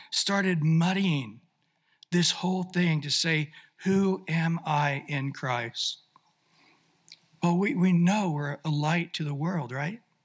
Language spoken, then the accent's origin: English; Visalia, California, United States; I grew up in Central California in Visalia in the 60s